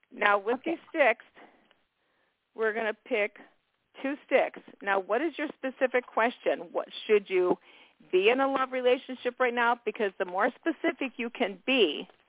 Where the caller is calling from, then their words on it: Miami, Florida, United States; I'm calling from Miami.